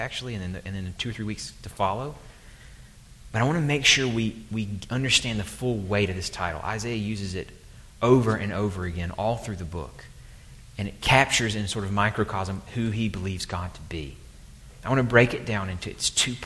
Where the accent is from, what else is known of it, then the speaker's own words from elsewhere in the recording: the South, Southern United States, United States; accent: southern; my southern accent